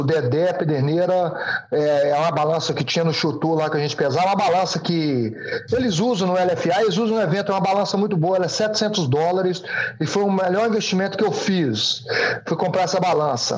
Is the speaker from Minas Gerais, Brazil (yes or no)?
yes; Governador Valadares, Minas Gerais, Brazil; moved away as an adult; eu fiquei só no Sobral, né, cara, em Valadares, na verdade, nunca tinha saído dessa, daquela região